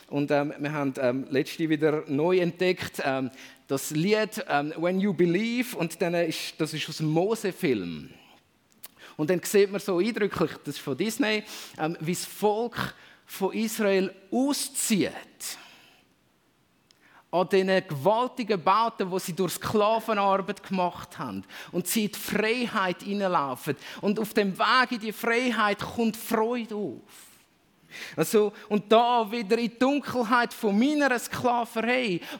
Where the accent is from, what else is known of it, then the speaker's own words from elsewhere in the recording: Switzerland; als Schweizer vielleicht nochmal da ein extra Wort dazu